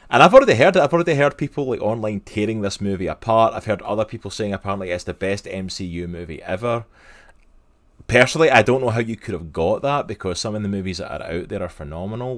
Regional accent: Scotland, United Kingdom; I grew up in Scotland

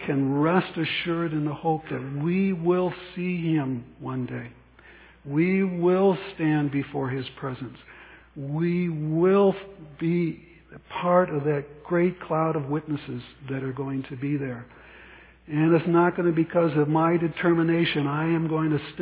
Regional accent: United States

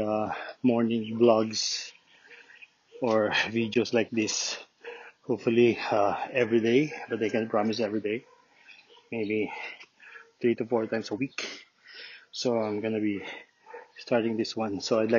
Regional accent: Lucena, Quezon, Philippines; now in Santo Tomas, Philippines; I'm from Luzena, Quezon.

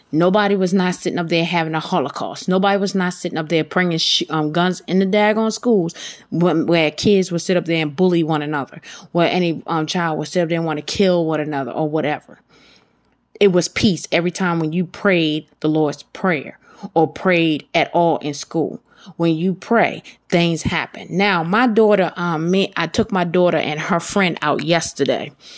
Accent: Baltimore, Maryland, United States; I'm from Baltimore

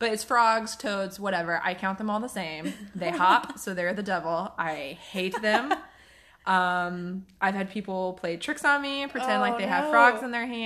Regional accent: Waxhaw, North Carolina, United States; I grew up in Waxhaw

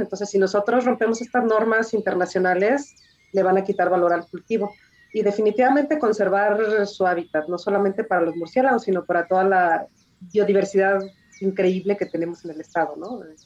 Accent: Jalisco, Mexico; yo soy jalisciense

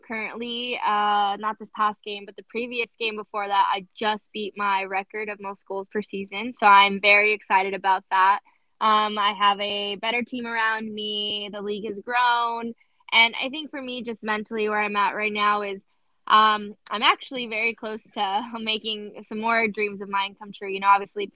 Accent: La Puente, California, United States; now in San Diego, United States; I'm originally from La Puente, California

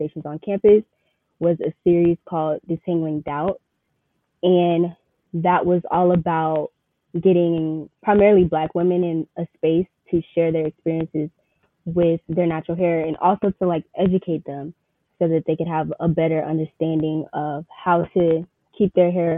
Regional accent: Riverdale, Georgia, United States; I'm from Riverdale, Georgia

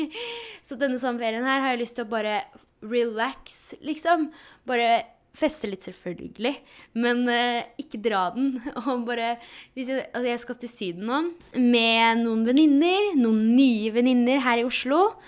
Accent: Poland; now in Norway; Jeg er jo fra Polen

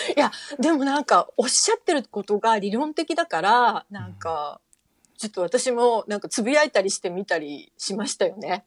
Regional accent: Fukuoka, Japan; moved away; 私も福岡の出身

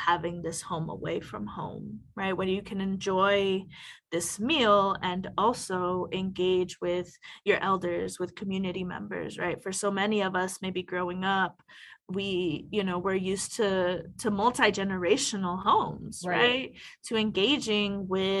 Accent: Mesa, Arizona, United States; I grew up in Mesa, Arizona

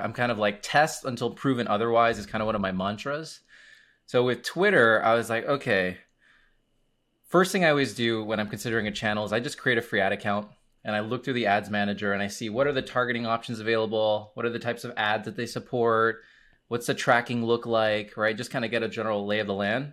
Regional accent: Miami, Florida, United States; I am from Miami, Florida. I am a Hispanic, I'm Cuban Puerto Rican

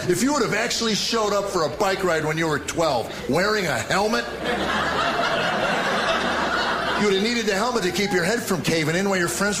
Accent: United States; I had the pleasure of growing up in America before the lawyers took it over and ruined it on us.

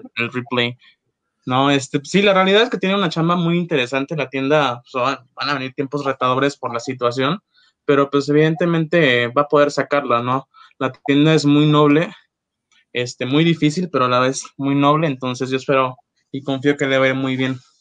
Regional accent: Acapulco, Guerrero, Mexico; moved away as an adult; now in Mexico City, Mexico; vengo de Acapulco

